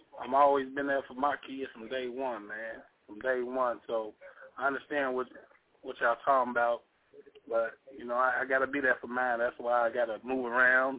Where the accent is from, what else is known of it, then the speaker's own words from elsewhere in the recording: Gary, Indiana, United States; moved away; I'm from Gary